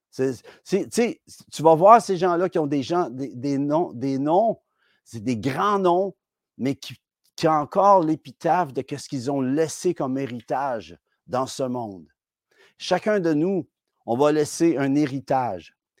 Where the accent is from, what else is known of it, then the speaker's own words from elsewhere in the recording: Quebec, Canada; en tant que Québécois